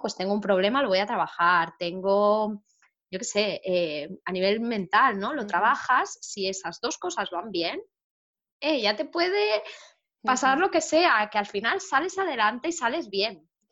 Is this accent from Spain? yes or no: yes; Barcelona, Catalonia, Spain; yo soy de Barcelona